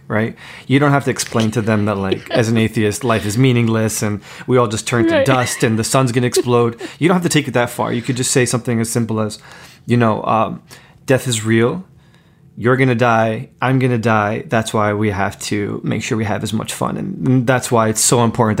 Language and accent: English; Jersey City, New Jersey, United States; the dangerous streets that we grew up on in Jersey City in the 90s